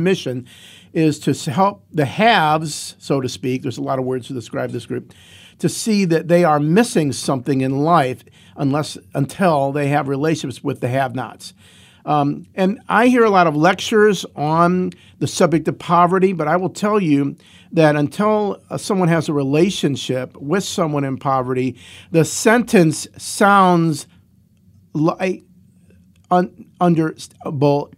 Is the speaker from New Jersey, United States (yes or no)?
no; Cleveland, Ohio, United States; now in Athens, United States; I grew up in Cleveland and came to Athens as a freshman in seventy-six